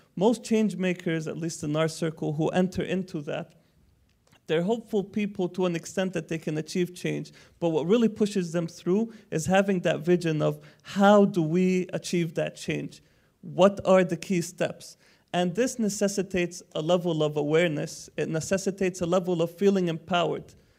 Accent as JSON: {"language": "English", "country": "Palestine", "said": "I'm from Palestine"}